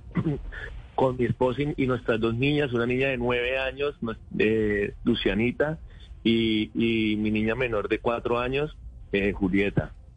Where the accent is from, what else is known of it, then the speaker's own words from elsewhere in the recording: Rivera, Huila, Colombia; also born or lived in Neiva; nosotros somos de Neiva, yo soy de Rivera, municipio verde de Colombia